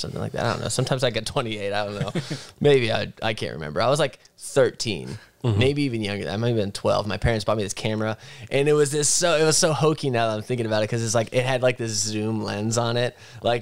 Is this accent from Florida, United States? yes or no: no; Butler, Pennsylvania, United States; moved away as an adult; also born or lived in Chicago; now in Vermont, United States; I grew up in Butler, Pennsylvania